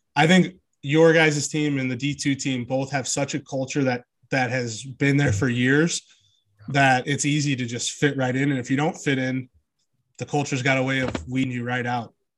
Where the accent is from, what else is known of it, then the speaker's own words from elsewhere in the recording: St. Louis, Missouri, United States; I've lived here my whole life and been a part of that community my whole life